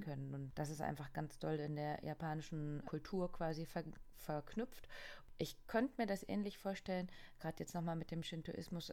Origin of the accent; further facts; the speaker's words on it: East Germany, Germany; ich bin ja aus dem Osten.